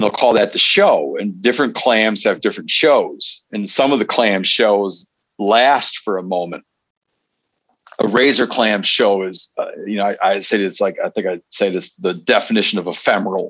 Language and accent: English; Michigan, United States; also born or lived in Seattle; grew up in Michigan